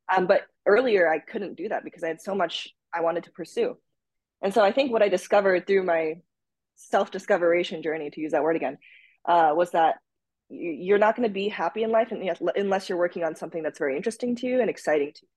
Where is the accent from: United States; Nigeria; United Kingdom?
United States; Minnesota; also born or lived in Japan; we moved from Japan to the United States uh, to Minnesota actually uh, when I was five, and then we went back and forth until I was around ten